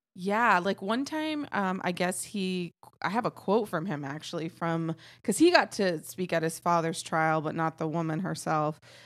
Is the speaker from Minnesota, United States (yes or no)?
no; Texas, United States; I am from Texas